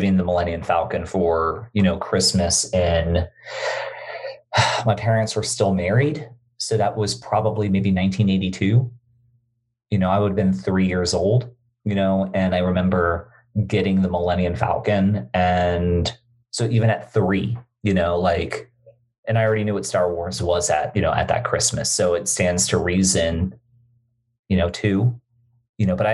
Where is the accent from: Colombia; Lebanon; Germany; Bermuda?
Bermuda; growing up in Bermuda, we didn't have cable television